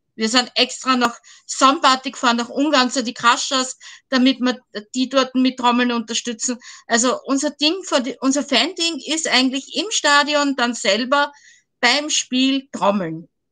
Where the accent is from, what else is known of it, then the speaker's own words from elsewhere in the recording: Vienna, Austria; ich komme aus Wien